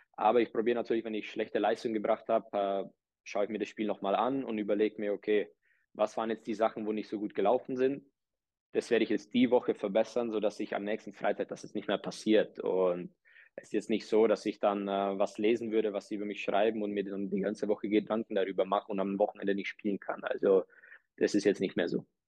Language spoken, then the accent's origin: German; Czechia; moved away; Ich bin, äh, bin in Tschechien geboren